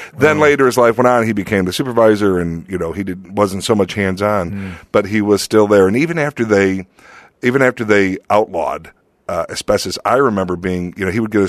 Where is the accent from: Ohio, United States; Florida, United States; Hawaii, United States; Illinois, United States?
Illinois, United States; Lansing; moved away; Lansing, Illinois. Lansing, Illinois. Right outside of Chicago.